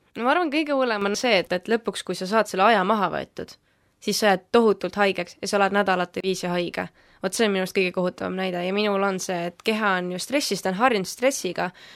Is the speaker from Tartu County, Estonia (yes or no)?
no; Valga, Valga County, Estonia; tulen siis täitsa Valgast, olen niisugune tavaline noor